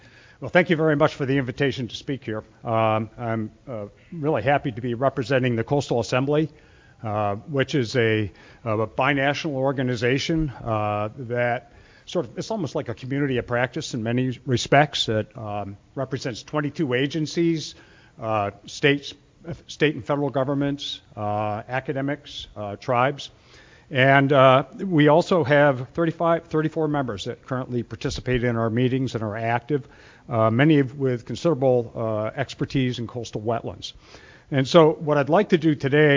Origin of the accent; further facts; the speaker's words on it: Ohio, United States; I'm from Ohio